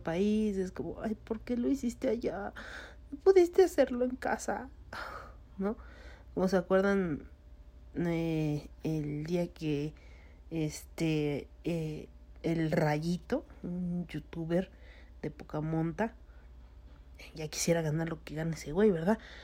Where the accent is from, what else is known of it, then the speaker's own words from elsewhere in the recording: Mexico; soy mexicano